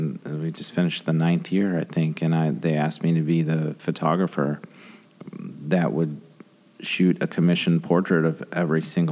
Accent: Grand Rapids, Michigan, United States; I'm from Grand Rapids.

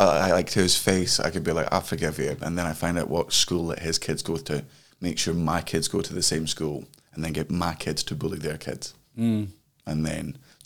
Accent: Scotland, United Kingdom; Motherfucker, I'm Scottish.

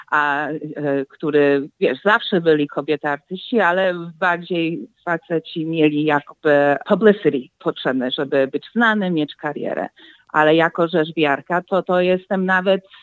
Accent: Warsaw, Masovian Voivodeship, Poland; now in United States; Jestem z Warszawy, mama jest z Starego Miasta, tata jest z Konstancinie. To wiesz, obydwa piękne miejsce, piękne rejony, to no, czuję dużą koneksję i, i zawsze będę czuła.

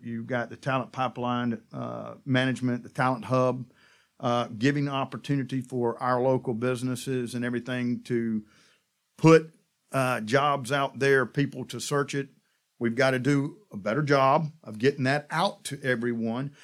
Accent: South Georgia, United States; now in Tallahassee, United States; I'm from South Georgia

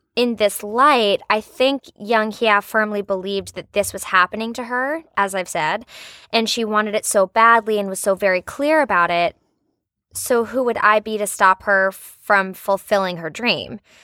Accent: Richmond, Virginia, United States; moved away; there was this tree at Maymont, which is a big state park in, in Richmond, in my hometown

